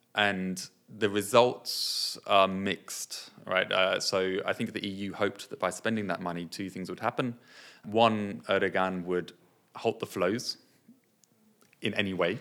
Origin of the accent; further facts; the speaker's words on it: United Kingdom; also born or lived in Nepal; I was born and I came here when I was four